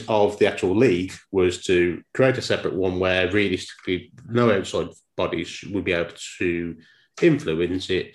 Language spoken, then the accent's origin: English; Dudley, West Midlands, United Kingdom; I grew up following football because if the accent can't give it away, I'm from Dudley